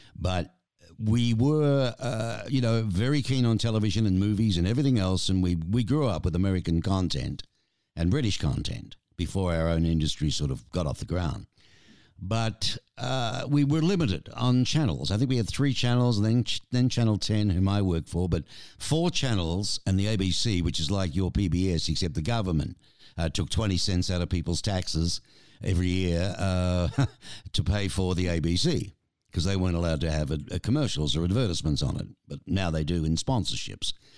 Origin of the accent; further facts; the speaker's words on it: Australia; now in Tucson, United States; I'm Australian